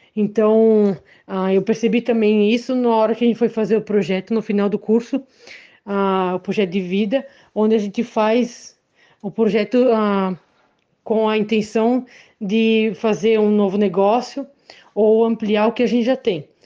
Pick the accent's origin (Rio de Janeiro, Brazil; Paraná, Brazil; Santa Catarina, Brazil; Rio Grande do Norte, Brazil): Santa Catarina, Brazil; Benedito Novo; sou de Benedito Novo